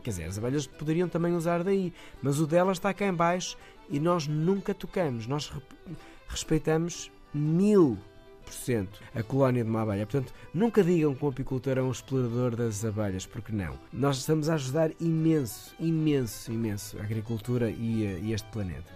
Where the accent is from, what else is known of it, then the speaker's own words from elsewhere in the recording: Moris, the North, Northern Portugal, Portugal; eu sou natural dos Moris, do Norte